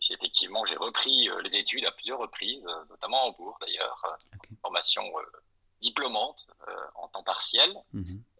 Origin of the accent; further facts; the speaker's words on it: Brussels, Brussels-Capital Region, Belgium; also born or lived in Strasbourg; now in France; Je suis né à l'étranger, à Bruxelles, de parents binationaux. J'ai grandi entre ces deux belles capitales européennes que sont Bruxelles et Strasbourg